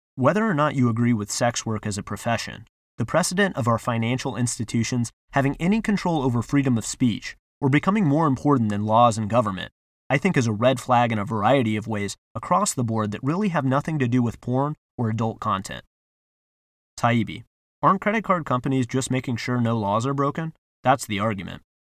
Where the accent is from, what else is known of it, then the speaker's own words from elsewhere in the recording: United States; we as an American society